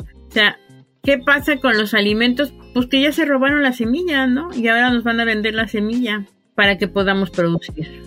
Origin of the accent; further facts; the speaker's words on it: Veracruz, Mexico; moved away as an adult; yo soy originaria del estado de Veracruz, pero la vida me trajo aquí a la sierra